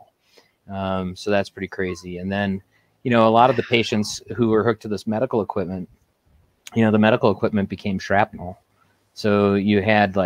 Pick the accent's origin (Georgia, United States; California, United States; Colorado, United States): Colorado, United States; Aurora; I was born and raised in Aurora, Colorado